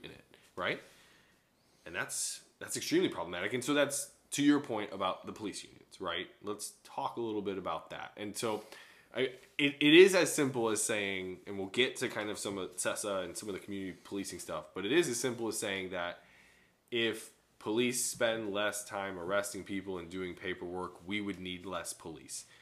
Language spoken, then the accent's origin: English; Chicago, Illinois, United States; growing up in Chicago